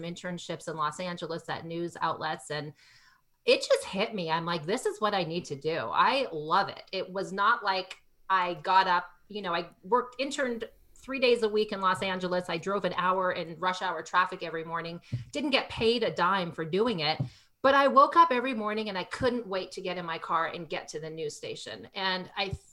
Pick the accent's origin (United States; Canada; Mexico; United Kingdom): Canada; I grew up in Canada